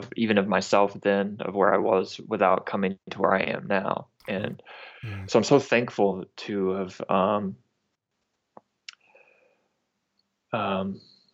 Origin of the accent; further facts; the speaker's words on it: North Alabama, United States; I grew up in North Alabama